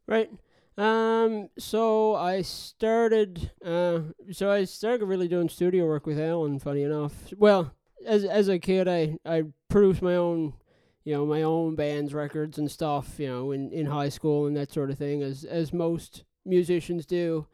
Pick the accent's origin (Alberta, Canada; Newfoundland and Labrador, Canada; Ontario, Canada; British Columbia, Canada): Newfoundland and Labrador, Canada; now in Halifax, Canada; I'm originally from Newfoundland, living in Halifax now